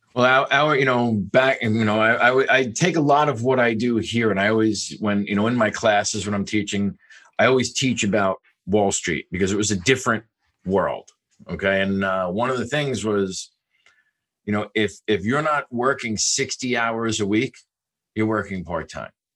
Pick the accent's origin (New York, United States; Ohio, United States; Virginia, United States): New York, United States; also born or lived in South Bay, California; now in California, United States; I am not from California. I'm actually from New York. Uh, and every kid grows up in New York dreaming of one thing